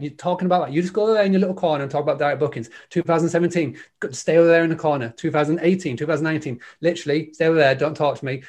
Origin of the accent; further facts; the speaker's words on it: Scarborough, Yorkshire and the Humber, United Kingdom; I'm from a little town called Scarborough in, in, in the U K. It's the northeast.